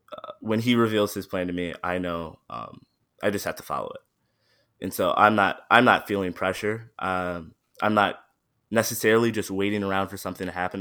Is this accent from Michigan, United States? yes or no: yes; Midland, Michigan, United States; also born or lived in Saginaw, Michigan; I was born in Saginaw, and I was, uh, raised in Midland